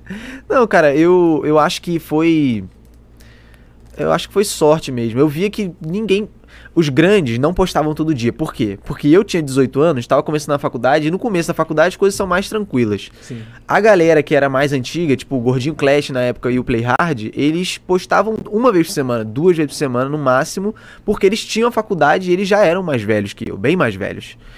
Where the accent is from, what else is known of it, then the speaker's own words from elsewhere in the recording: Petrópolis, Rio de Janeiro, Brazil; accent: carioca; moved away as an adult; eu comecei tudo lá em Petrópolis, na casa dos meus pais, é, onde eu morei até ano começo do ano passado